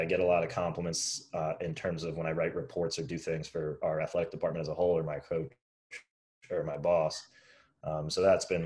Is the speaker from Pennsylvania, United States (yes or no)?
yes; the Poconos, Northeast Pennsylvania, United States; moved away as an adult; also born or lived in Middlebury, Vermont; now in Washington, D.C., United States; I'm from the Poconos in Pennsylvania, so Northeast Pennsylvania